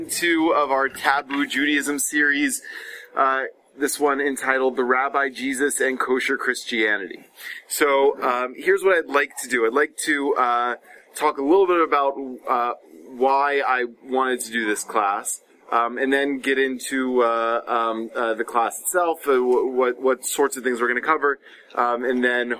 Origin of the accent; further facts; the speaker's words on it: Atlanta, Georgia, United States; also born or lived in Stone Mountain, Georgia; I grew up in Atlanta, Georgia, which is as they say, part of the Bible Belt